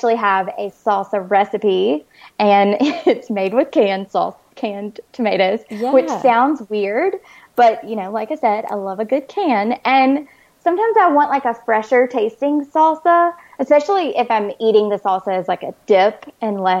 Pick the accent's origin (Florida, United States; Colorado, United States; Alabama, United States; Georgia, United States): Alabama, United States; also born or lived in New Orleans, Louisiana; now in San Diego, United States; I grew up in Alabama and I lived in New Orleans for 5 years